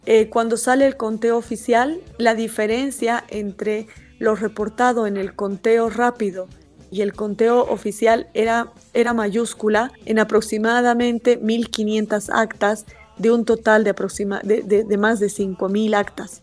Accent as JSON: {"language": "Spanish", "country": "Bolivia", "also_born_or_lived": "Bogotá, Colombia / Florida, United States / Lima, Peru", "moved": "yes", "said": "Soy boliviana"}